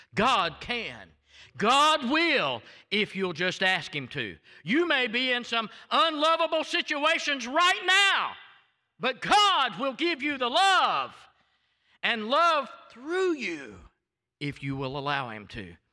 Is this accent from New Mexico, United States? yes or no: no; Waycross, Georgia, United States; accent: thick Southern; moved away; also born or lived in Tallahassee, Florida; It was those five and a half years we lived in Georgia